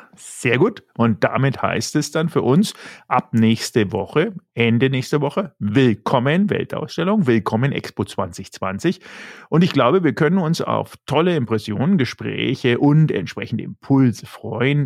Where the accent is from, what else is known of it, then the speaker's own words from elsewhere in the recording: Germany; als Deutscher